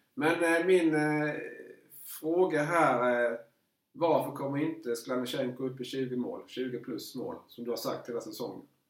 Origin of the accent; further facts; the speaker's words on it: Markaryd, Kronoberg County, Sweden; jag är ju född i Markaryd